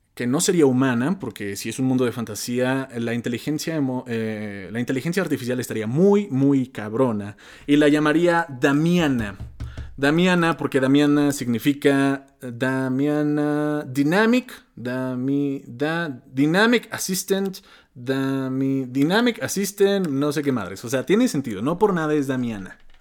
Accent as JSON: {"language": "Spanish", "country": "Mexico", "said": "siendo mexicano, siendo de habla hispana"}